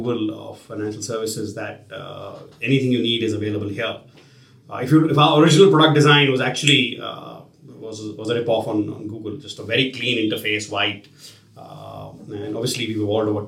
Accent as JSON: {"language": "English", "town": "Dehradun", "region": "Uttarakhand", "country": "India", "moved": "yes", "lives_now": "Bangalore, India", "said": "I'm from Dehradun, which is a beautiful city. We have a lovely home there"}